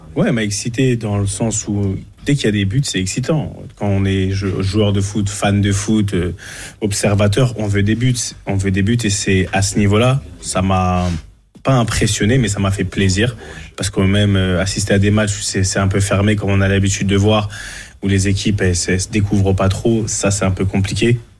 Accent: Cameroon; j'ai fait la dernière canne chez nous au Cameroun

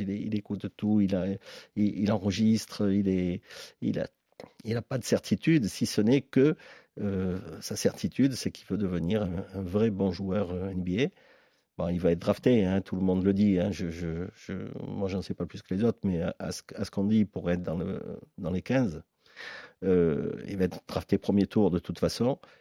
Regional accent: Marseille, Provence-Alpes-Côte d'Azur, France; je suis un Marseillais, un enfant d'Andoum

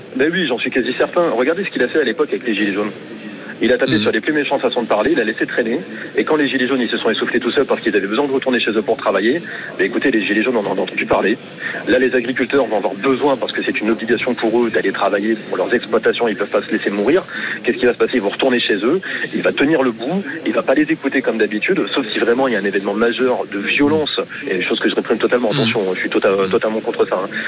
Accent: Hauts-de-France, France; born or raised there; now in Hérault, France

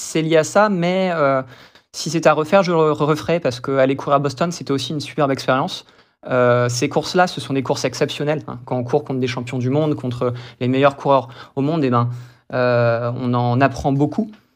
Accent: Brest, Brittany, France; moved away as an adult; also born or lived in Toulouse / United States; je suis brestois, je suis né à Brest et je suis de Brest même

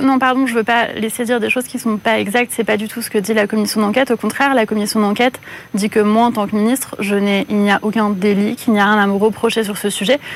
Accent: Corsica, France; en tant que Corse

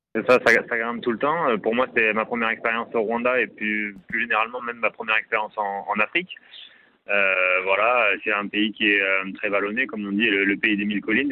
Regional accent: Libourne, Nouvelle-Aquitaine, France; Libourne, la ville, ma ville natale

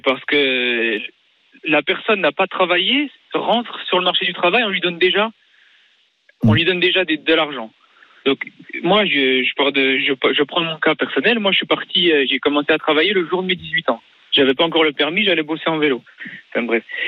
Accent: Lille, Hauts-de-France, France; moved away as an adult; now in Gard, France; je suis parti de chez mes parents, j'ai traversé la France, hein, je venais de Lille

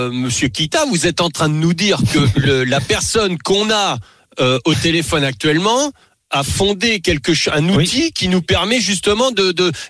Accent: Bordeaux, Nouvelle-Aquitaine, France; Donc, je suis pas de Marseille, mais je suis de Bordeaux.

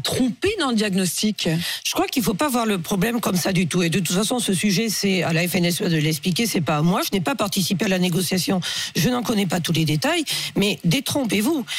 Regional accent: Pays de la Loire, France; je suis du Maine-et-Loire

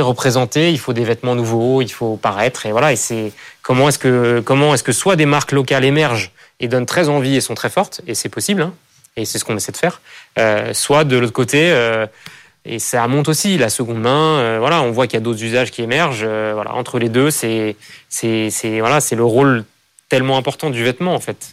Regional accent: France; mon environnement, là où j'ai grandi, et à cette idée que c'est voilà, un pays magnifique

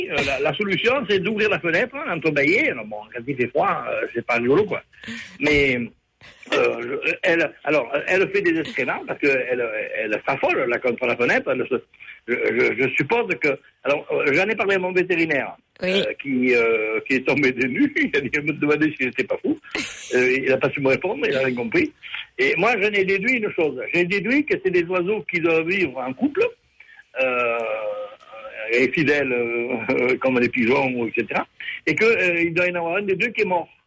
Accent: Ardèche, Auvergne-Rhône-Alpes, France; accent: southern (Midi)

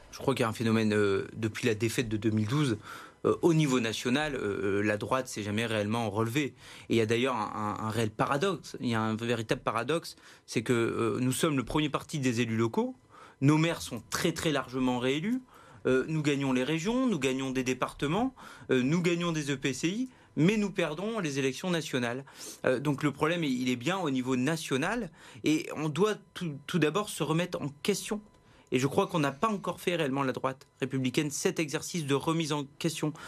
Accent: Hauts-de-France, France; je suis originaire de la Sambre-Avenois

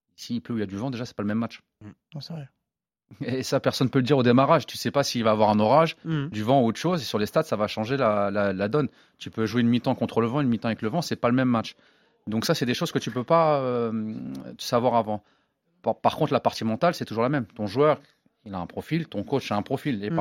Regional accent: Évreux, Normandy, France; moi, je suis d'Evreux

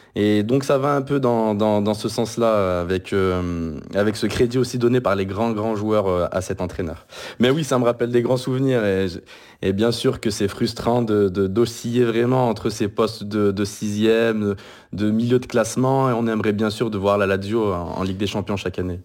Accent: France; je suis français

